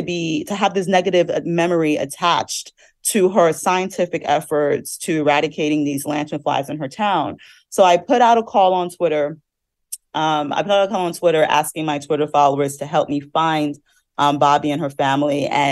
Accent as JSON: {"language": "English", "region": "New Jersey", "country": "United States", "said": "You know, I'm from New Jersey and I saw those lanternflies and I was terrified of them."}